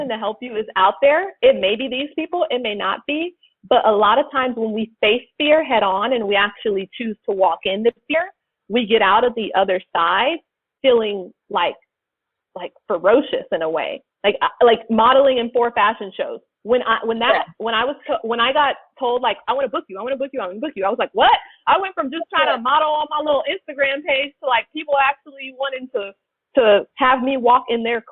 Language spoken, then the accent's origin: English; Los Angeles, California, United States; growing up in South Central